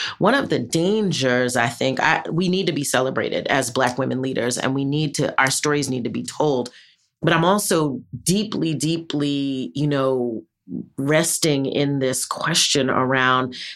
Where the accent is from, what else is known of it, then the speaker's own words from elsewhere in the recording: New York, United States; I'm not from Brooklyn, but I'm from New York, West Indian